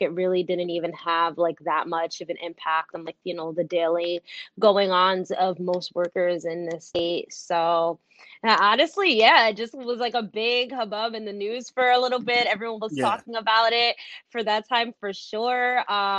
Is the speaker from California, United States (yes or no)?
no; New Jersey, United States; moved away as an adult; also born or lived in New York; I'm from Jersey, and that's actually where I live and organize now.